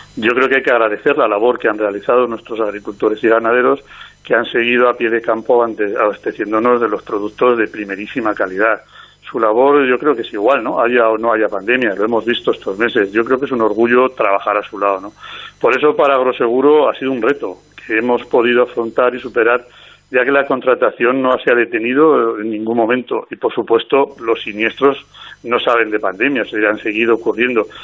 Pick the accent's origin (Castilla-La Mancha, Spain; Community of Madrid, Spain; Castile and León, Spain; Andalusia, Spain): Castile and León, Spain; aquí en mi tierra, en Castilla y León